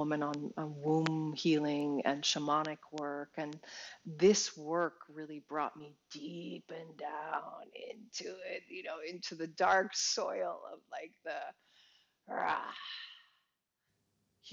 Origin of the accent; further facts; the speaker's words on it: New York, United States; as an American, as a New Yorker, as a performer